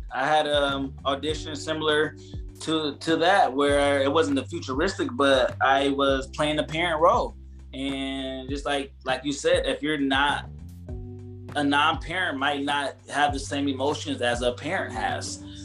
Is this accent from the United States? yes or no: yes; Ohio, United States; moved away; I'm from Ohio, so coming from that Midwest